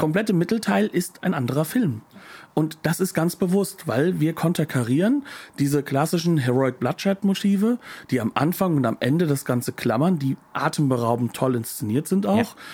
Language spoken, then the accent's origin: German; Germany; als Deutscher wie ich